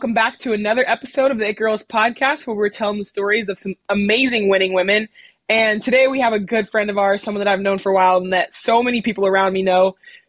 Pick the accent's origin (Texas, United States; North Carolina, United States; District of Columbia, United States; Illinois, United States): Texas, United States; Dallas; now in Kentucky, United States; I'm from Dallas.